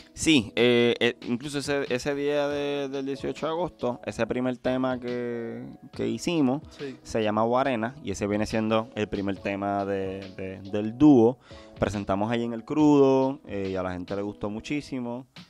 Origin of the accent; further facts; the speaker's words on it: Puerto Rico; soy de Puerto Rico